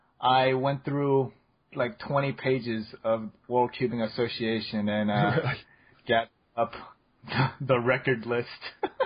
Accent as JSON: {"language": "English", "country": "South Korea", "tie": "born or raised there", "moved": "yes", "lives_now": "United States", "said": "I was born in Korea, so I'm technically Asian, but also technically, I am an American citizen since I was naturalized, so I can do both."}